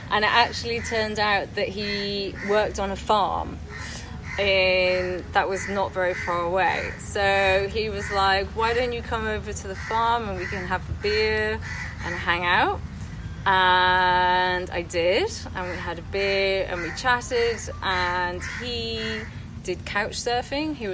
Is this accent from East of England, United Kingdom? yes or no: no; Wales, United Kingdom; now in London, United Kingdom; um, am Welsh um, but I live in London. I've been living in London for the last 12 years.